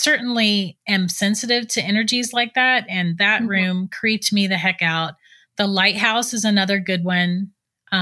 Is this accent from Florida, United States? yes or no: yes; St. Augustine, Florida, United States; I was born and raised in St. Augustine